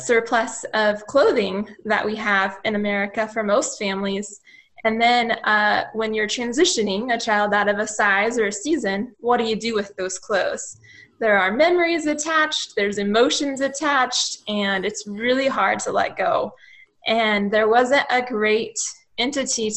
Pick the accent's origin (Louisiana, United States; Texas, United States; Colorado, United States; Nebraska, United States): Colorado, United States; Longmont; we grew up in Longmont area most of my life, and so Colorado native